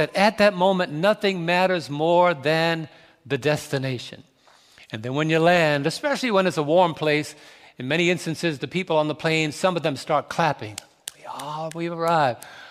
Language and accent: English; New York City, New York, United States; I was raised in New York City